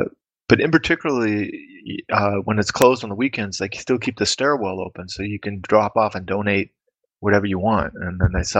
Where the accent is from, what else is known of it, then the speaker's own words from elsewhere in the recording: United States; now in Karlsruhe, Germany; as an American living in Germany